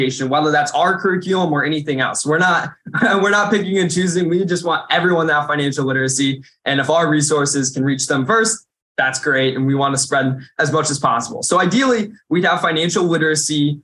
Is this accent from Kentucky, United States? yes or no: no; Indiana, United States; in my home state